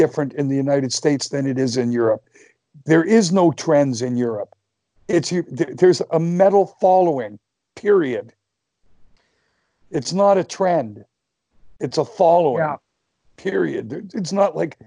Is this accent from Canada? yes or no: yes; Canada; I'm a Canadian